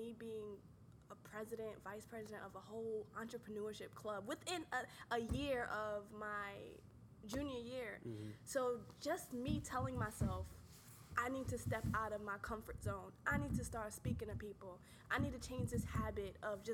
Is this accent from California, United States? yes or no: no; New York, United States; also born or lived in North Carolina; I'm from New York